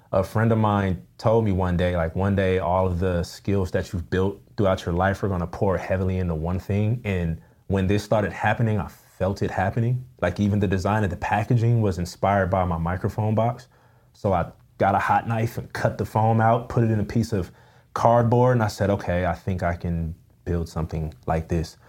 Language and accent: English; Pasadena, California, United States; also born or lived in Altadena; now in West Covina, United States; I grew up in Pasadena